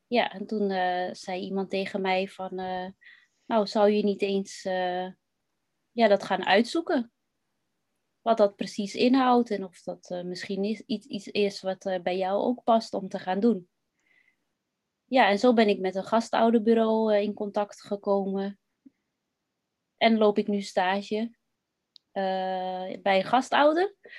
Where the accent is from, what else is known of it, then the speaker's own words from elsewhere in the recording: West-Friesland, North Holland, Netherlands; ik ben opgegroeid in West-Friesland.